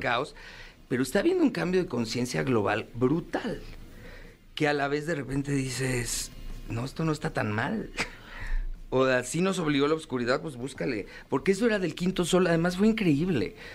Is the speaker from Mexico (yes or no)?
yes; Mexico; como mexicano